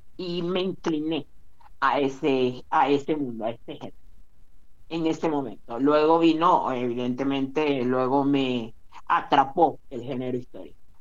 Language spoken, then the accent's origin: Spanish; Maracaibo, Zulia, Venezuela; el país en el que del que yo me origino, es decir, Venezuela, no o en la ciudad de donde soy yo, no que es Maracaibo